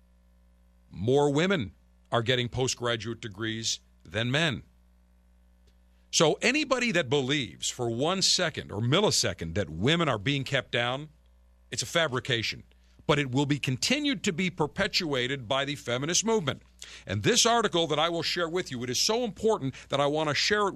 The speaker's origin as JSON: {"language": "English", "town": "Buffalo", "region": "New York", "country": "United States", "tie": "born or raised there", "moved": "yes", "said": "my hometown area of Buffalo in Western New York."}